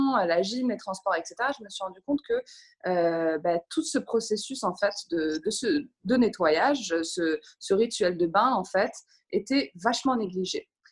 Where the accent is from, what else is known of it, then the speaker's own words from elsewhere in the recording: Morocco; moved away as an adult; now in London, United Kingdom; j'ai grandi au Maroc